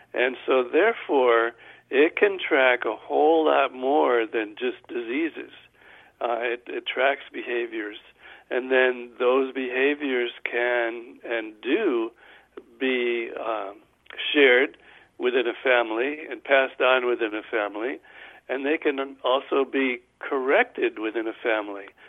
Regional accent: Guilderland, New York, United States; I'm from Guilderland.

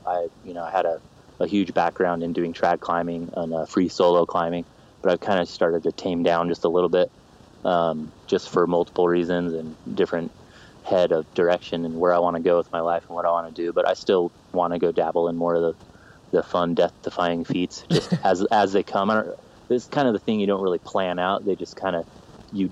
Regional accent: Orem, Utah, United States; born or raised there; also born or lived in Salt Lake City, Utah

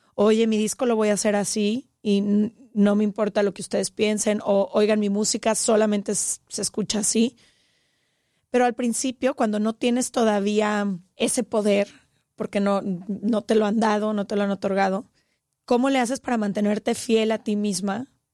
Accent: Guadalajara, Jalisco, Mexico; nosotras crecimos en Guadalajara

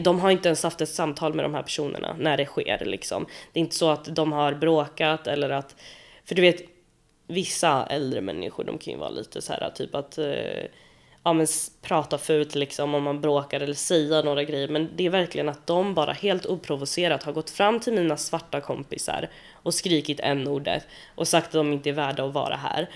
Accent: Sweden; jag är ju född i Sverige

